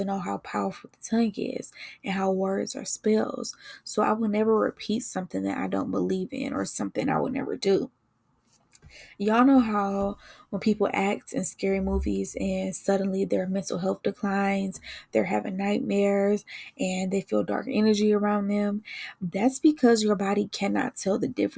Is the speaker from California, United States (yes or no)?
no; Detroit, Michigan, United States; I was born and raised in Detroit. I grew up on the east side